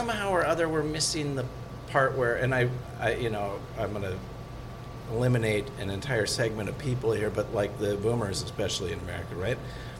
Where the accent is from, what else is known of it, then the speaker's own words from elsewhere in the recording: Minnesota, United States; It is so hard for Minnesotans.